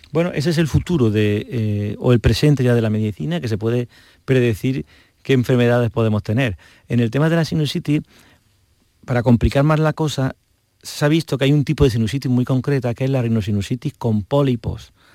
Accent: Montoro, Andalusia, Spain; yo soy de Córdoba, aprovecho, de un pueblo de Córdoba muy precioso

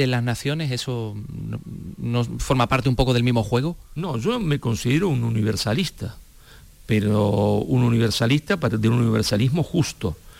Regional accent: Argentina; yo soy un español argentino

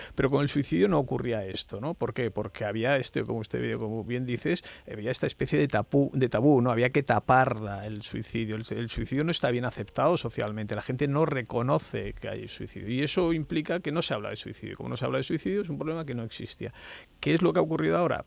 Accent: Alcalá la Real, Andalusia, Spain; also born or lived in Granada; mi pueblo, en Alcalá Real

